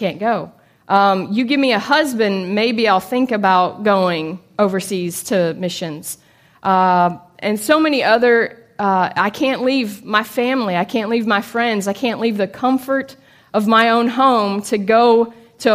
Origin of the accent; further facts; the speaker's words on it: Chattanooga, Tennessee, United States; also born or lived in Liberia; I was born and raised here in Chattanooga